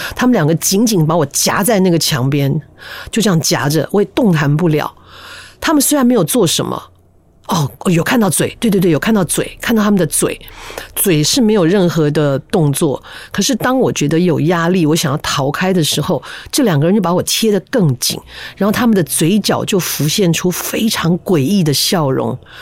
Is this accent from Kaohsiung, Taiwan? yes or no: no; Taipei, Taiwan; also born or lived in Taichung; 我们家刚搬到台北，我在台中出生啊，搬到台北的第一个家，它是一个一楼带阁楼的